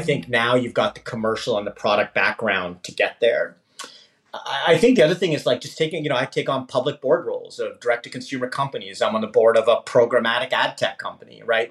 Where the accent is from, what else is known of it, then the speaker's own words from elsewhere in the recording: India; also born or lived in Canada; now in United States; a classic sort of first generation um, immigrant that came to actually Canada. I'm actually Canadian by citizenship, but born in India, and eventually made my way to the U.S.